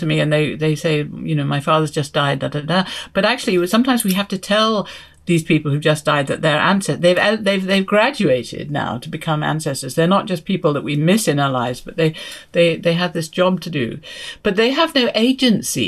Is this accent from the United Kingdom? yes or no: yes; England, United Kingdom; I'm from England